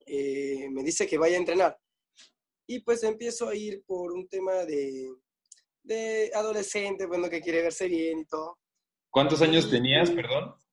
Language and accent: Spanish; Pucallpa, Ucayali, Peru; now in Lima, Peru; Ah, Pucallpa, que es este, la parte selva de, digamos, Perú.